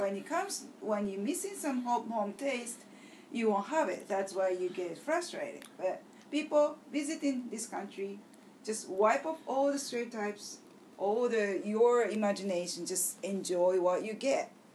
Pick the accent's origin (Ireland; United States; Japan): Japan